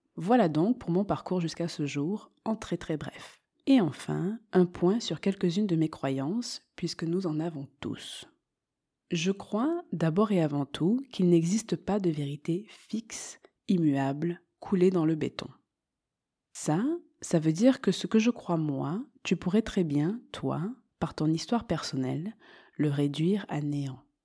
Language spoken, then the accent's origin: French; Marseille, Provence-Alpes-Côte d'Azur, France; moved away as an adult; also born or lived in Montreal, Quebec, Canada; now in Andalusia, Spain; Je suis donc née en France et j'ai grandi à Marseille.